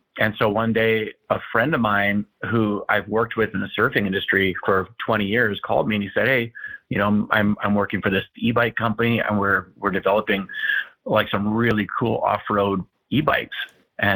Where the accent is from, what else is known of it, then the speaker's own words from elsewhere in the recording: Kona, Hawaii, United States; I was born and raised, in a little town, called Kona in Hawaii.